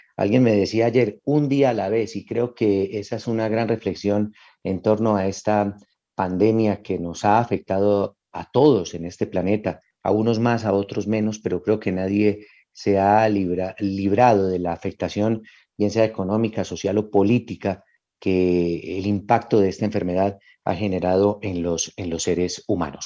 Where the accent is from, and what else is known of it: Colombia